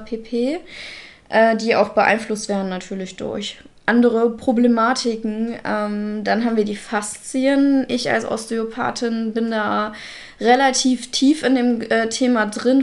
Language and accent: German; Russia; now in Germany; ich als äh, Russin